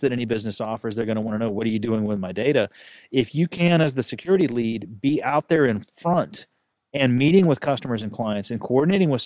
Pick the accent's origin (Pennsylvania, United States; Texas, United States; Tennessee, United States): Texas, United States; I'm a Texan